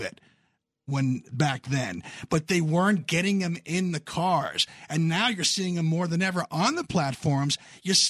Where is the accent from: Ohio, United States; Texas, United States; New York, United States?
New York, United States; Long Island; I was born in the city, but I grew up on Long Island